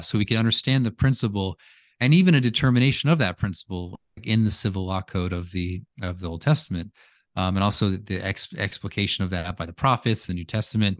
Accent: United States; I'm American

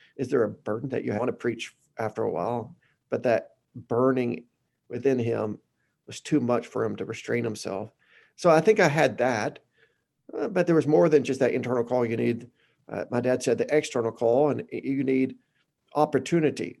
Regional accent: Batesville, Arkansas, United States; now in Conway, United States; I'm from Batesville, Arkansas, that's, uh, in the middle of nowhere

